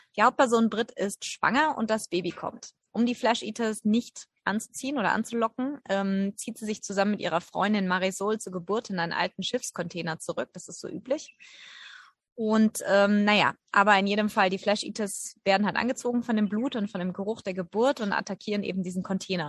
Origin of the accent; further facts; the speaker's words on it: Germany; bei uns in Deutschland